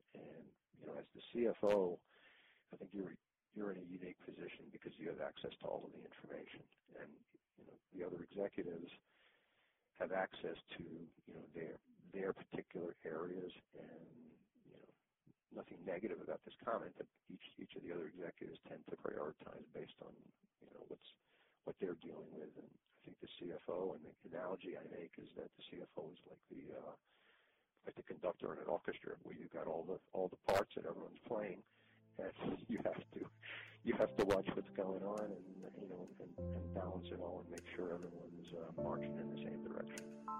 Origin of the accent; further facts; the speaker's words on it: New York, United States; also born or lived in Boston / Italy / Israel; now in Florida, United States; In fact, I lived in Boston for 8 years before moving to Florida. I'm not originally from Boston, I'm originally from New York. And in between, I lived in Italy and in Israel.